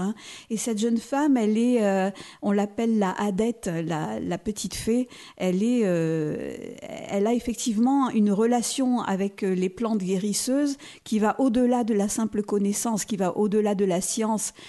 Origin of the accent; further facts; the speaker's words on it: Nice, Provence-Alpes-Côte d'Azur, France; moved away; also born or lived in Auxerre; Je suis née à Nice